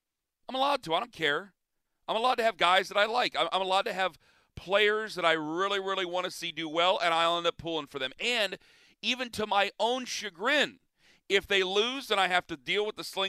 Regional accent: Northeast Ohio, United States; I'm from Northeast Ohio

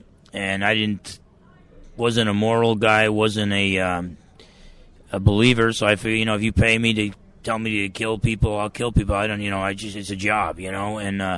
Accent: Essex County, New Jersey, United States; moved away; I grew up in Essex County, New Jersey. I was raised in a Catholic home, but I didn't really believe myself.

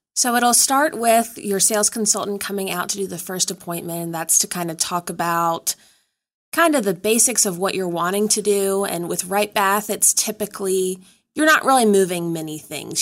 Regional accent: Danville, Virginia, United States; moved away; I'm originally from Danville, Virginia

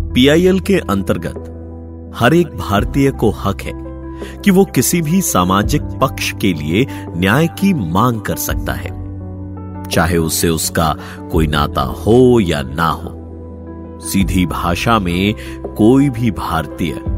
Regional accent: India; आखिर हम ही तो भारत के रहने वाले हैं

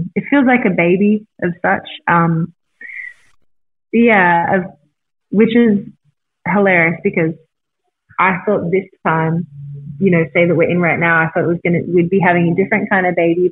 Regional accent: Australia; moved away as an adult; now in Newport Beach, United States; I'm Australian and I've never desired to live in America.

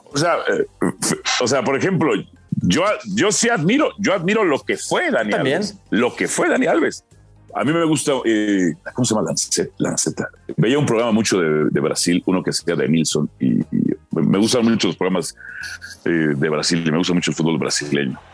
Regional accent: Mexico; also born or lived in Guatemala; México. Eh, yo nací en Guatemala por accidente, nada más

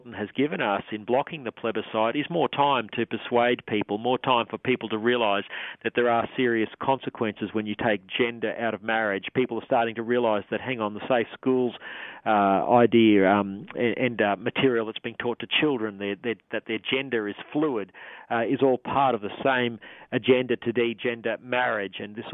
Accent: Australia; our fellow Australians

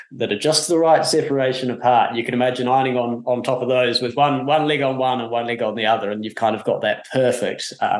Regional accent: New Zealand; I come from New Zealand

